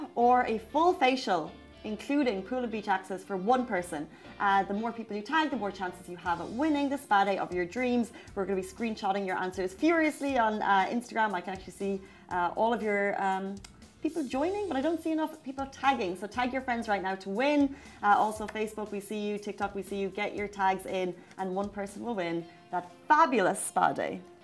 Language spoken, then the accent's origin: English; Ireland; now in Dubai, United Arab Emirates; as Irish people do. We're friendly, we like to chat